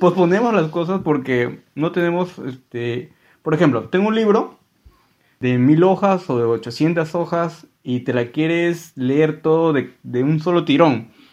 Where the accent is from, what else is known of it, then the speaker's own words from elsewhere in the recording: Peru; yo soy peruano